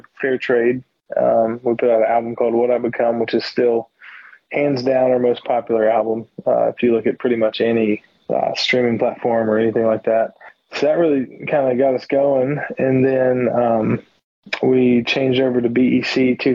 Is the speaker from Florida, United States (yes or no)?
yes; Florida, United States; accent: hillbilly; moved away as an adult; now in Baltimore, United States; I'm originally from Florida, and my dad, I was raised by an Alabama man. So I grew up in Florida